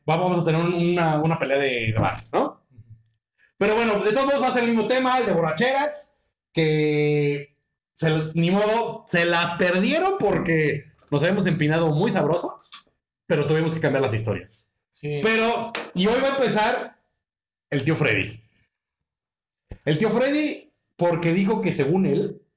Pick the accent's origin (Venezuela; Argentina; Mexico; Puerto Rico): Mexico; moved away; yo soy de México